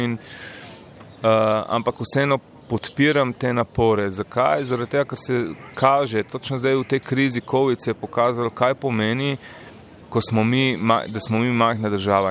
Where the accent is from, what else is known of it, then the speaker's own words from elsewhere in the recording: Slovenia; Slovenci smo kot narod